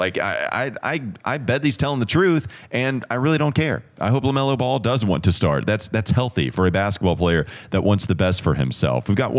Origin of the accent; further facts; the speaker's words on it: North Carolina, United States; Yeah, I'm from Catawba County.